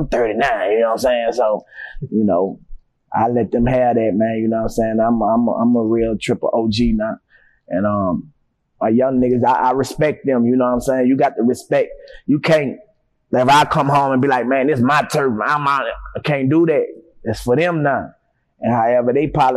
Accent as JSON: {"language": "English", "town": "New Orleans", "region": "Louisiana", "country": "United States", "tie": "born or raised there", "also_born_or_lived": "Melpomene Projects, New Orleans", "said": "I'm actually from the Melphamine Project, but I moved in the Magnolia Project like in 86. So I was 5 years old when I moved to the Magnolia, but that's all I know, the Magnolia"}